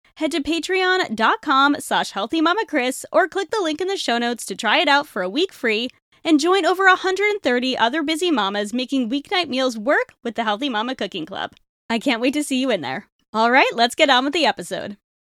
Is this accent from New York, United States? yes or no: no; Rhode Island, United States; moved away; also born or lived in Toronto; I grew up in Rhode Island, which is the smallest state.